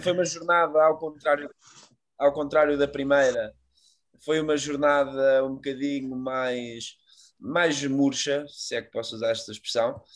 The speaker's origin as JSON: {"language": "Portuguese", "country": "Portugal", "said": "nós como bons tugas"}